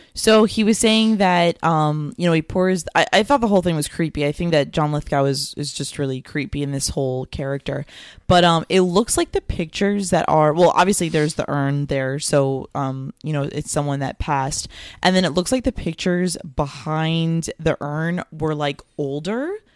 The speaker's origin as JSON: {"language": "English", "region": "Florida", "country": "United States", "tie": "born or raised there", "also_born_or_lived": "New York", "said": "I was born in New York. I moved to Florida when I was six."}